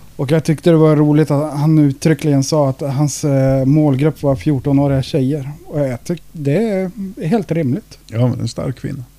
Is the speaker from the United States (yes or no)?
no; Sweden; som svensk